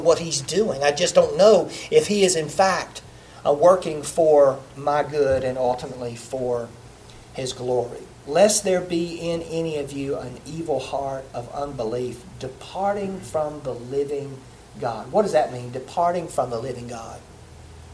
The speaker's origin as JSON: {"language": "English", "region": "the South", "country": "United States", "tie": "born or raised there", "said": "I'm from the South. I grew up in the South. I'm a Southerner"}